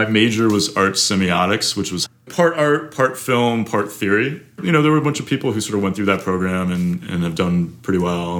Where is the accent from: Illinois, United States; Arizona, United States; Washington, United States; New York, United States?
New York, United States; New York City; I grew up in New York. I grew up in Manhattan, actually.